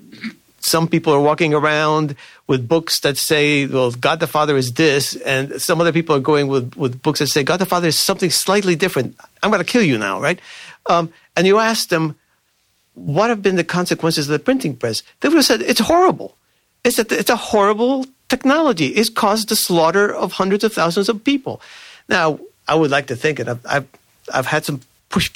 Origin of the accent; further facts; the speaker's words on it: Cuba; now in Virginia, United States; I myself am an immigrant. I come from Cuba.